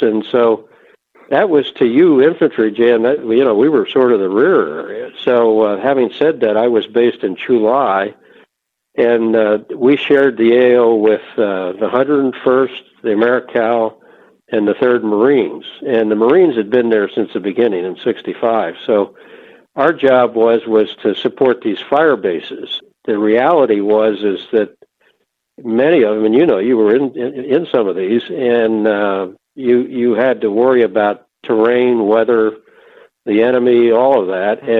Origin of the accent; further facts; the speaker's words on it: outside of Philadelphia, Pennsylvania, United States; also born or lived in Ohio; I grew up outside of Philadelphia, Pennsylvania